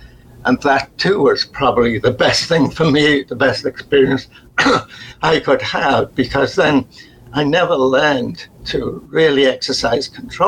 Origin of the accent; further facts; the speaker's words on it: Liverpool, North West England, United Kingdom; accent: Liverpool; This is working class, even though I'd got rid of my Liverpool accent, which you have to do, that you're still noticeably working class